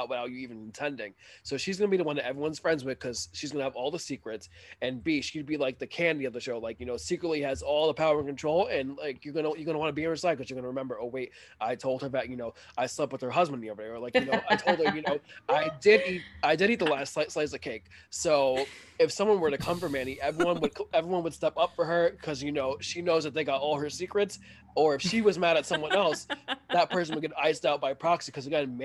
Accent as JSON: {"language": "English", "town": "New York City", "region": "New York", "country": "United States", "tie": "born or raised there", "also_born_or_lived": "Long Island / Maryland", "said": "born and raised in Queens, and then like more recently I've been in between Long Island and Maryland over the last 5 years"}